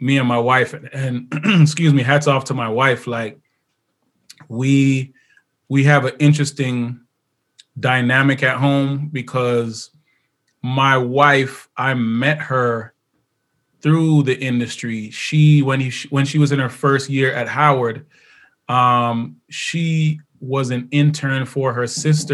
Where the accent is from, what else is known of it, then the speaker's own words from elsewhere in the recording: Jamaica; I'm Jamaican, so I got 24 kids